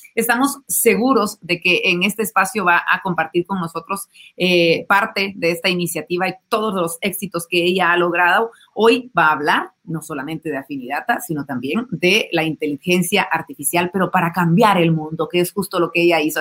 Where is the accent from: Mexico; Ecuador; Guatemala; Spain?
Guatemala; los guatemaltecos